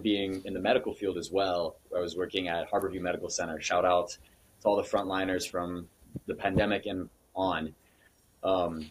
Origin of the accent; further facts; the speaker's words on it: Seattle, Washington, United States; moved away as an adult; now in Hilo, United States; I am originally from Seattle